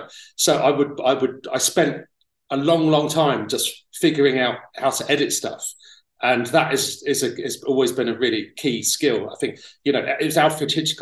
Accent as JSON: {"language": "English", "town": "Tunbridge Wells", "region": "South East England", "country": "United Kingdom", "tie": "born or raised there", "also_born_or_lived": "London", "moved": "as an adult", "said": "I was born in London, but when I was 5 years old, my parents moved out to Kent. So I was in Tunbridge Wells in Kent when I was from 5 to about 19."}